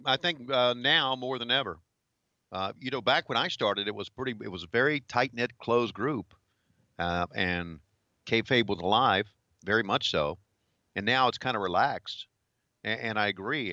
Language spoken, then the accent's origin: English; Virginia, United States; moved away as an adult; also born or lived in Charlotte, North Carolina; growing up in Virginia